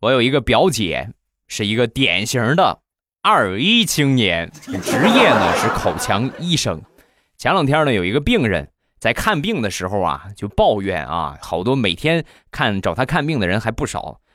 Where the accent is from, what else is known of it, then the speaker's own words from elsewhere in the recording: Rizhao, Shandong, China; 在山东，在我的家乡日照